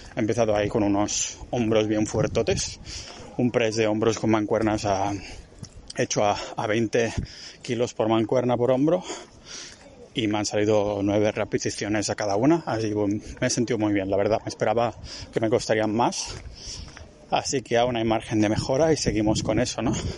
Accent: Catalonia, Spain; moved away as an adult; also born or lived in Barcelona; now in Estonia; soy muy catalán

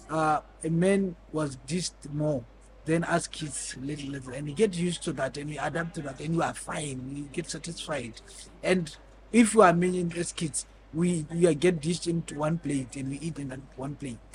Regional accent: Botswana; I'm from Botswana.

